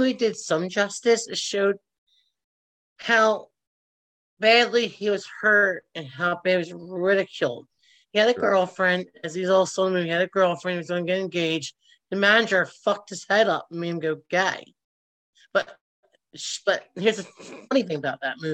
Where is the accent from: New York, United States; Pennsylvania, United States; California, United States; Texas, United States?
Pennsylvania, United States; Philadelphia; I was born and raised at Roxborough Memorial